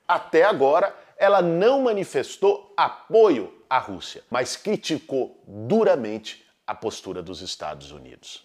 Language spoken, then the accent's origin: Portuguese; Brazil; como brasileiros